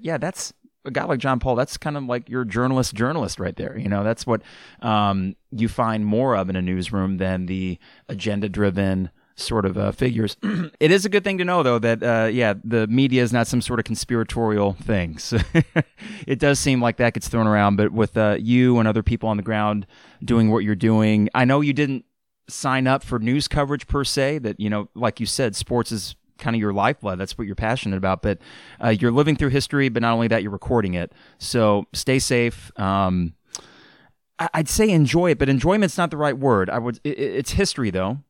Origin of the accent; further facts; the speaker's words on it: Champaign, Illinois, United States; growing up in Champaign Urbana